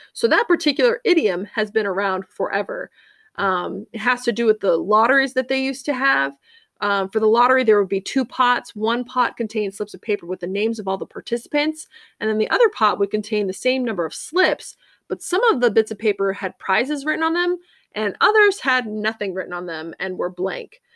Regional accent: Cape Cod, Massachusetts, United States; I grew up on Cape Cod, Massachusetts.

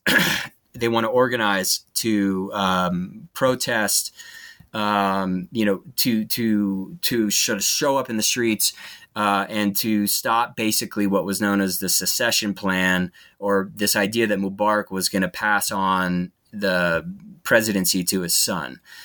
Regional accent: United States; as an American

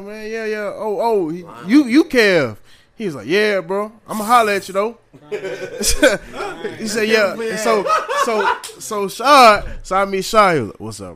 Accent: Augusta, Georgia, United States; now in Savannah, United States; I'm from Augusta

